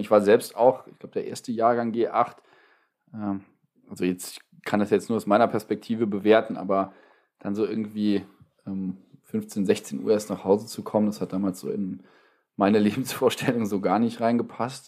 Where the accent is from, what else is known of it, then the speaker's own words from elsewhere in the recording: Wadgassen, Saarland, Germany; Ich komme aus Wattgassen.